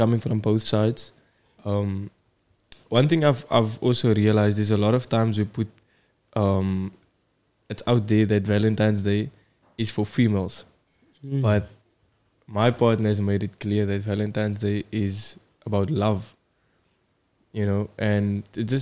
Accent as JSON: {"language": "English", "town": "Cape Town", "region": "Western Cape", "country": "South Africa", "said": "I'm also from Bela."}